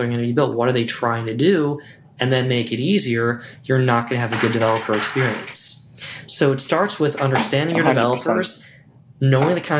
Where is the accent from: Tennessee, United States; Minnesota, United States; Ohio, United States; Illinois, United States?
Illinois, United States; Chicago; as a Chicagoan